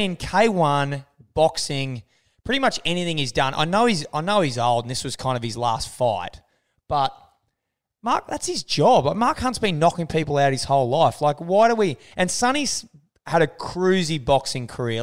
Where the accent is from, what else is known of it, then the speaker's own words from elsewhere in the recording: Australia; we're Australian